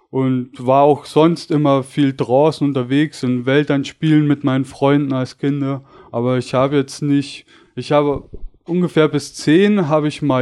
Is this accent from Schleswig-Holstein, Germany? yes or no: no; Bavaria, Germany; ich komme aus der Nähe von München, aus einem kleinen Ort am Starnberger See